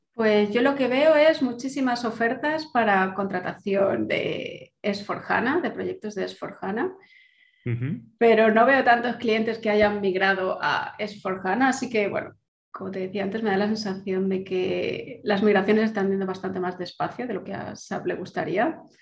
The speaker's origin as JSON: {"language": "Spanish", "town": "Valencia", "region": "Valencian Community", "country": "Spain", "also_born_or_lived": "Germany / England", "moved": "as an adult", "said": "Yo soy de Valencia, pero bueno, parte de mi corazón también es de Madrid."}